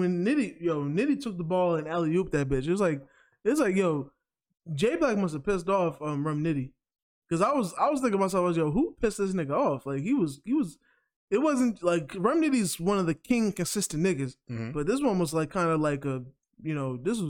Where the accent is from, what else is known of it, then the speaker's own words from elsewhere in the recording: New York, United States; because you know, I'm a New Yorker.